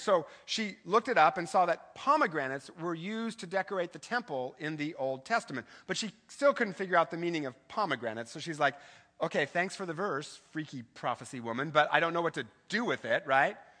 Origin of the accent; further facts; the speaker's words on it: Eastern Washington, United States; I grew up in the Eastern Washington